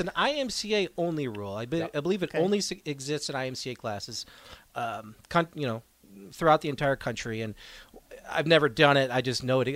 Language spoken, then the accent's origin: English; New England, United States; moved away; I grew up in New England